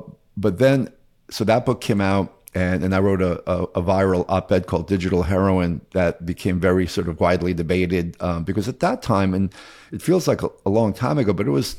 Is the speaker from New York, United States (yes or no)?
yes; Queens, New York, United States; I grew up in Queens, New York, and went to the Bronx High School of Science